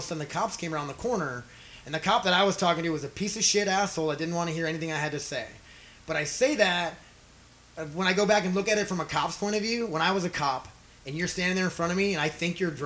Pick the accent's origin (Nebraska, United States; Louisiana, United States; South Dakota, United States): South Dakota, United States; now in North Dakota, United States; I'm from South Dakota